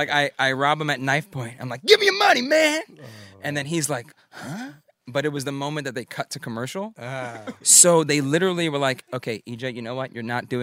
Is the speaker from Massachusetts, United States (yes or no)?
no; New York City, New York, United States; I'm a boy from Brooklyn